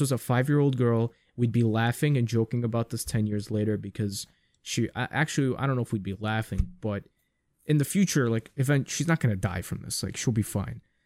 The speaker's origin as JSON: {"language": "English", "town": "New York City", "region": "New York", "country": "United States", "said": "being a New Yorker"}